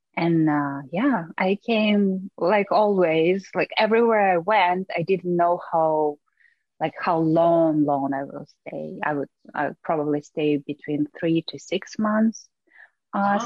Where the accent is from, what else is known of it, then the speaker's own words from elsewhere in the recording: Russia; moved away as an adult; also born or lived in New York; I grew up in Russia, but I obviously have a very Asian look